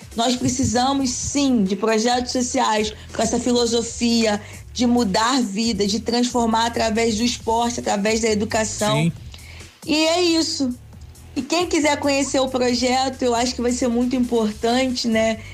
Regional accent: Nova Friburgo, Rio de Janeiro, Brazil; now in São Gonçalo, Brazil; Eu sou lá da região serrana do Rio. Eu sou de Nova Friburgo.

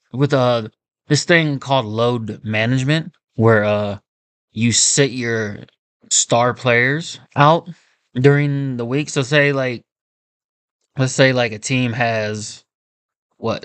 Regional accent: Kansas City, United States; I'm from Kansas City. We don't have an NBA team.

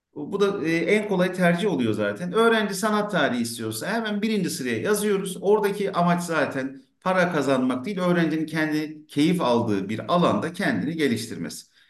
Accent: Ankara, Turkey; tıpkı benim gibi işte Ankara'da Mamak'ta bir gece konda doğmuş

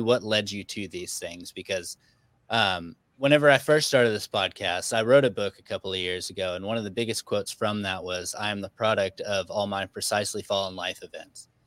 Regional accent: Arkansas, United States; now in Texas, United States; I'm actually from Arkansas. I live in Texas

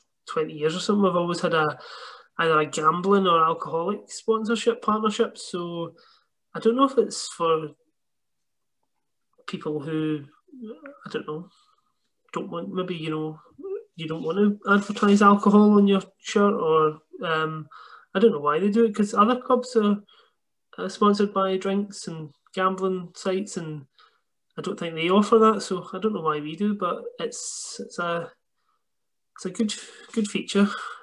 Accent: Glasgow, Scotland, United Kingdom; I'm from Glasgow.

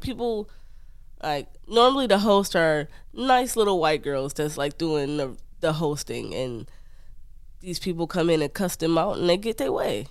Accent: Detroit, Michigan, United States; moved away as an adult; I'm from Detroit

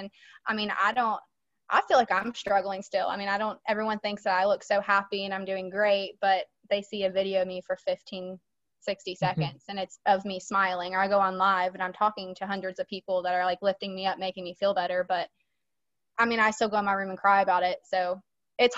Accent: West Virginia, United States; I'm from West Virginia

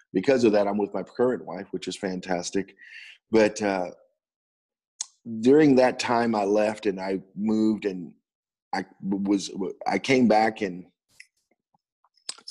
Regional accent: Pasadena, Texas, United States; I was born and raised in Pasadena High School, born in Pasadena, Texas

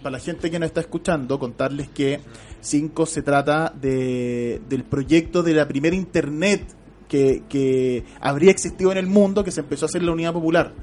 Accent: Chile; uno puede tener como chileno

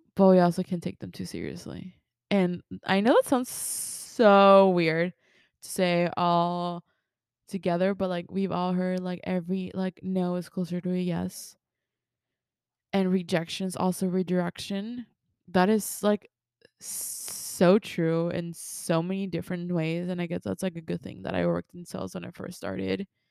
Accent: Mexico; first language Spanish; English is a second language; moved away; also born or lived in Texas; I was born in Texas, but I was raised in Mexico. My first language is Spanish

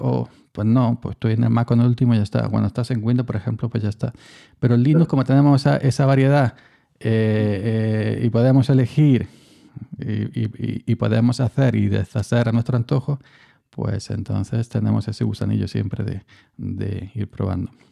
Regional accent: Andalusia, Spain; yo que soy andaluz

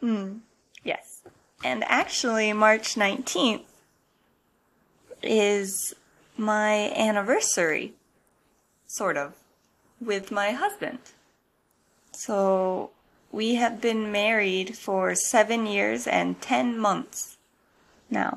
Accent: United States; moved away as an adult; now in Japan; I'm an American living in Japan

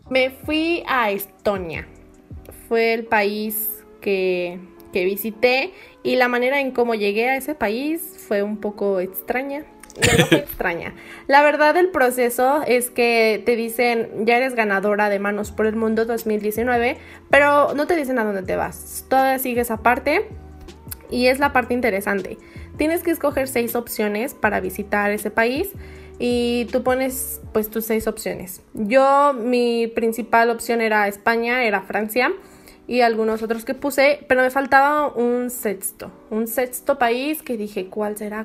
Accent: Mexico; soy de México

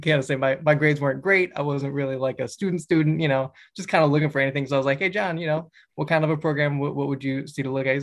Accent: Silver Spring, Maryland, United States; I grew up right outside Washington, D.C. in Silver Spring, Maryland

